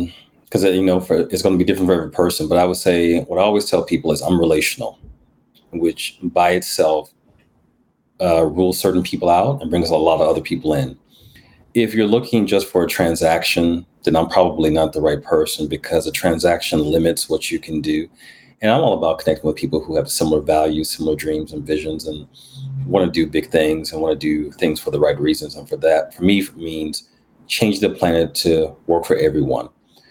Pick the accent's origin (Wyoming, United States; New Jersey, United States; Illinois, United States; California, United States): New Jersey, United States; born there; Because I was born in Jersey, so there's something in the water about people from New York.